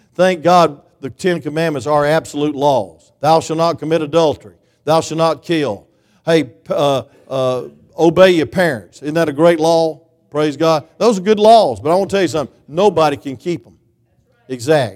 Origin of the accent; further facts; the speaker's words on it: Claxton, Georgia, United States; I'm from Claxton